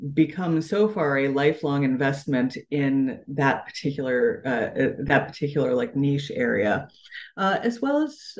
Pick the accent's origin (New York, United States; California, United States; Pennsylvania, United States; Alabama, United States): California, United States; San Francisco; I came to comics very early as a child. Like, I was growing up in San Francisco. My parents were very poor, both worked like a lot of jobs, and I was an only child